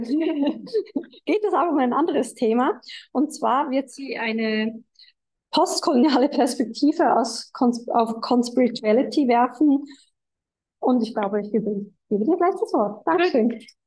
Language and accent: German; New Zealand; moved away; ich komme selber aus Neuseeland